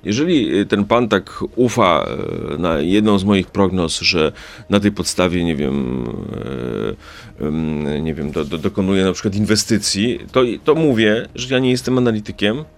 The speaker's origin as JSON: {"language": "Polish", "area": "a village near Rzeszów", "region": "Subcarpathian Voivodeship", "country": "Poland", "said": "Pochodzę ze wsi spod Rzeszowa"}